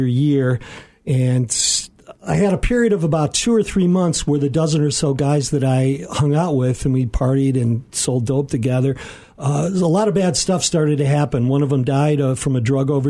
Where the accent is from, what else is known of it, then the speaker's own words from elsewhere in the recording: Aurora, United States; Was born and raised in the Aurora area here